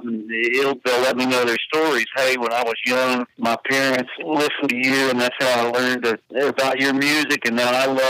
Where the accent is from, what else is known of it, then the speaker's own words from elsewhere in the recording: Lampasas, Texas, United States; I grew up in Lampasas